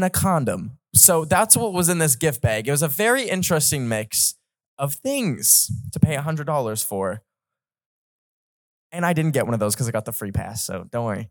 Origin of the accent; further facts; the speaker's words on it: Canada; I don't know what Fahrenheit is because I'm Canadian